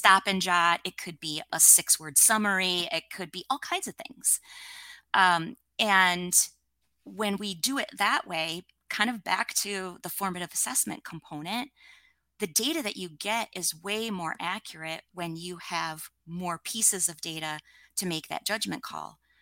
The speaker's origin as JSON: {"language": "English", "region": "Michigan", "country": "United States", "tie": "born or raised there", "said": "I grew up in Michigan in the States"}